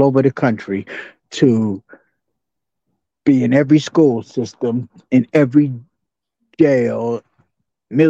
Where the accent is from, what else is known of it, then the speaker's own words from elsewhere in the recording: New York City, New York, United States; I grew up in Jamaica, Queens